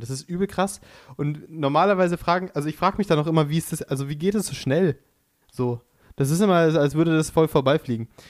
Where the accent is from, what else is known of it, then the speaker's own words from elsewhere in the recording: Pfaffenhofen an der Ilm, Bavaria, Germany; Ich komme aus Pfaffenhofen an der Ilm